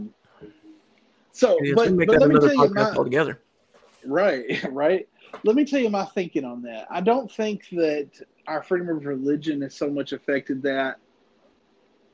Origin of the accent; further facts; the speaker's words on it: the Bible Belt, the South, United States; We come from the Bible Belt